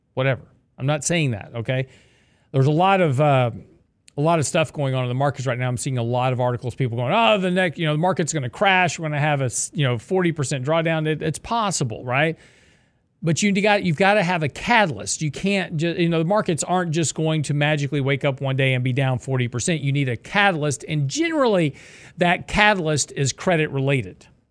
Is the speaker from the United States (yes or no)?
yes; the South, United States; I was born in the South, raised in the South